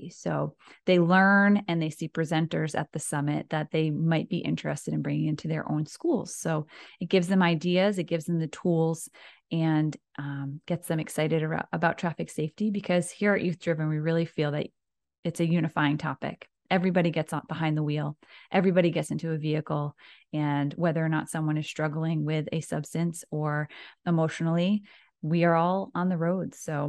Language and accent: English; Narragansett, Rhode Island, United States; All right. Well … I grew up in Narragansett, Rhode Island. So I'm a Rhode Islander through and through.